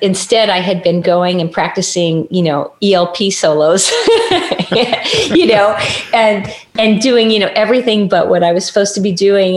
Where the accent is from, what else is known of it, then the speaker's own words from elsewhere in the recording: Los Angeles, California, United States; also born or lived in Bakersfield, California / Orange County, California / Michigan; I was born in Hollywood